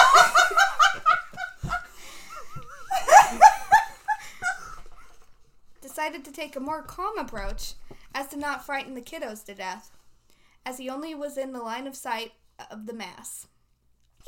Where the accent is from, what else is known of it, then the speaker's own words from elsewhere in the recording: St. Louis, Missouri, United States; I'm from St. Louis. North County. Yeah. Where we say zinc